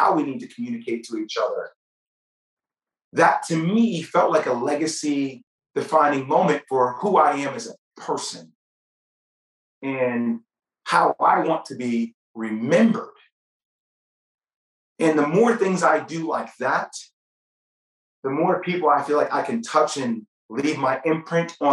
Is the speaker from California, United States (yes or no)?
no; New Jersey, United States; I'm from New Jersey